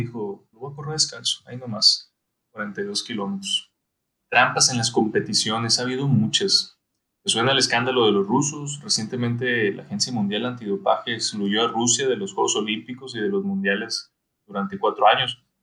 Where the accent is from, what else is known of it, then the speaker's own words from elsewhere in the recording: Sonora, Mexico; moved away; como decimos allá en Sonora